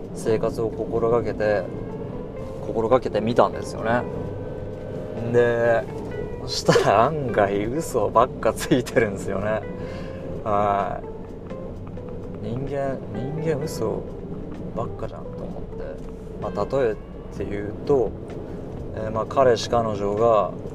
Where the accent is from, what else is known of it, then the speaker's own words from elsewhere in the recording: Hiroshima, Japan; 広島県に住んでます広島生まれ広島育ちです